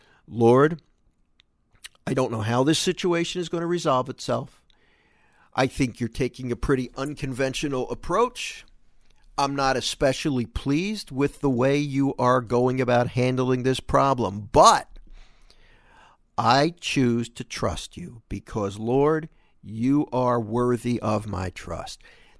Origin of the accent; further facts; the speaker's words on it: Philadelphia, Pennsylvania, United States; I grew up in Philadelphia, and we had, you don't see them as much anymore.